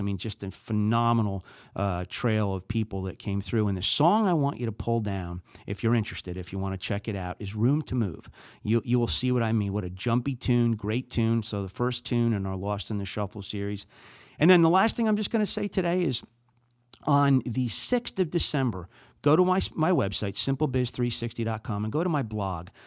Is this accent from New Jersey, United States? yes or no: yes; New Jersey, United States; accent: Jersey; moved away as an adult; also born or lived in Saint Louis, Missouri; now in St. Louis, United States; I'm from New Jersey